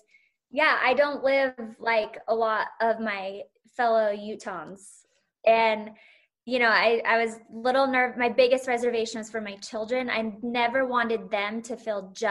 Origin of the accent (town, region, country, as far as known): Salt Lake City, Utah, United States; born or raised there